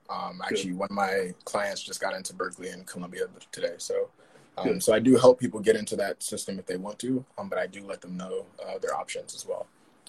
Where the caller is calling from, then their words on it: Paris, Île-de-France, France; I'm calling from Paris. We're on lockdown here.